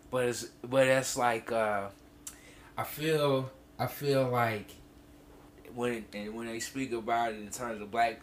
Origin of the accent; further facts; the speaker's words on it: Freeport, Illinois, United States; now in Chicago, United States; I'm from Freeport